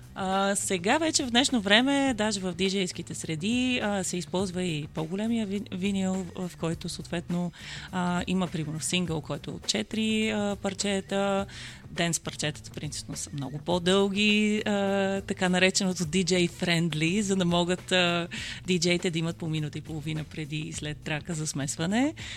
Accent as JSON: {"language": "Bulgarian", "country": "Bulgaria", "tie": "born or raised there", "also_born_or_lived": "Germany", "said": "аз не съм родена в България, yeah. аз съм родена в а, Германия и това ми беше всъщност първото идване"}